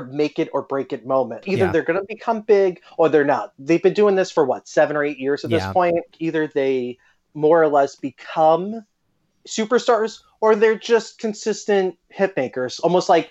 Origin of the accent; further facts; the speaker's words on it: Long Island, New York, United States; I'm from Long Island